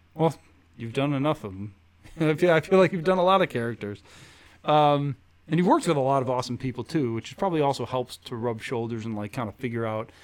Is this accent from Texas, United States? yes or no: no; Chicago, Illinois, United States; now in Los Angeles, United States; I grew up in Rogers Park